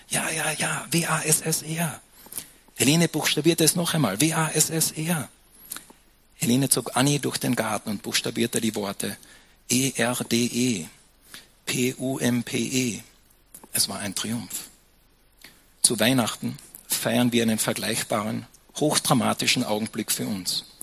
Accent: Austria; Und dann später probierst du noch ein bisschen Almdudler, weil wir sind ja Österreicher, gell?

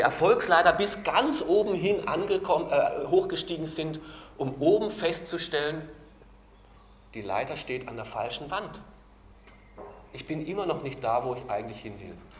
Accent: Baden-Württemberg, Germany; also born or lived in Carinthia, Austria; now in Austria; ich komme aus Baden-Württemberg, da ist alles hinten mit Le, Stinkerbächle

